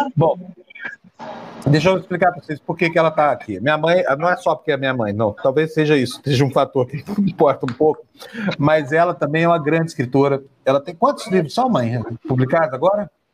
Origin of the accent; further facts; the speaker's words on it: Uberlândia, Minas Gerais, Brazil; moved away; Quando eu era criança, lá em Uberlândia, Minas Gerais